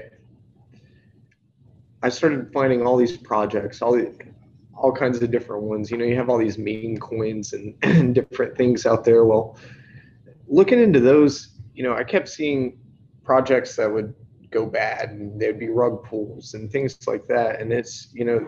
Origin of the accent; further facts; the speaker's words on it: northeast Tennessee, United States; moved away as an adult; now in Florida, United States; I'm originally from the northeast part of Tennessee here in the United States